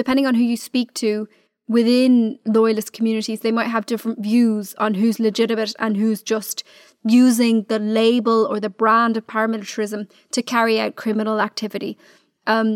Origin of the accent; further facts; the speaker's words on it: Dublin, Leinster, Ireland; I'm from Dublin.